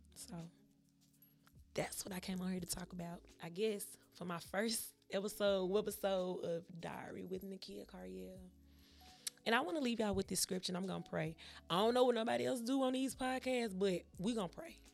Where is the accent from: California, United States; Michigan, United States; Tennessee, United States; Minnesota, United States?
Tennessee, United States; Memphis; I'm from Memphis, Tennessee